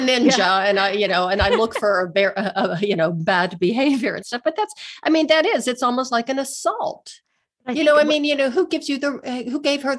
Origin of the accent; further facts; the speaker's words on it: Pennsylvania, United States; moved away as an adult; now in Denver, United States; I moved away from my hometown. I'm from a small steel town in Western Pennsylvania. And that's why I now live in Denver, Colorado, because I just really wanted to get away.